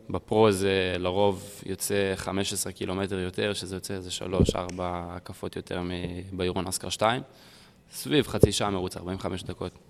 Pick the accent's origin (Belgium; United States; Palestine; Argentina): United States; moved away; also born or lived in Israel; גרתי פעם בארצות הברית, גדלתי בארצות הברית